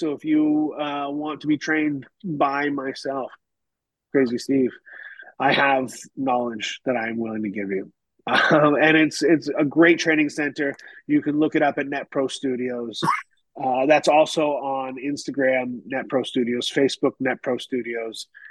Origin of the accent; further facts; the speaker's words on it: Canada; moved away as an adult; also born or lived in United Kingdom; now in Tennessee, United States; I'm Canadian